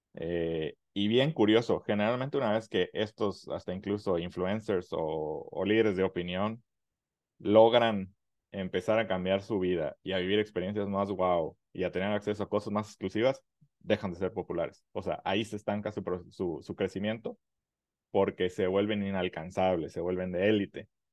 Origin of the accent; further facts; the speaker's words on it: Mexico; como mexicanos